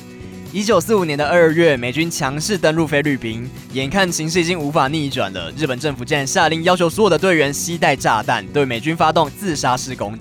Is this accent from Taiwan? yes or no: yes; Taiwan; 我们台湾人